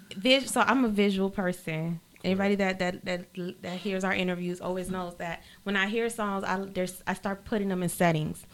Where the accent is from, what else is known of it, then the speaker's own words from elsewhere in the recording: Miami-Dade, Florida, United States; also born or lived in Honduras; Raised in uh-huh. Miami Dade.